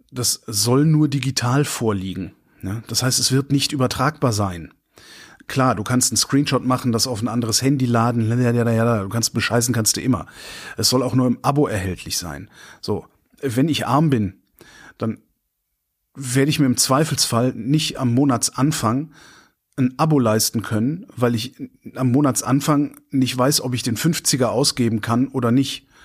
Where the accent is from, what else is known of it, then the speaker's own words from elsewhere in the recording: North Rhine-Westphalia, Germany; äh wo ich groß geworden bin, war das. Da gab es den Verkehrsverbund Rhein-Sieg. Äh, der galt genau, also in die Richtung von Köln aus, genau bis da, wo ich zur Schule gegangen bin.